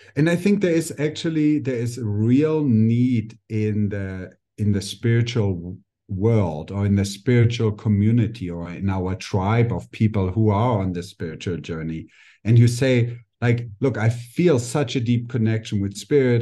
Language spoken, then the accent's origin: English; Germany; also born or lived in India; now in Mexico; I just grew up a normal German kid and teenager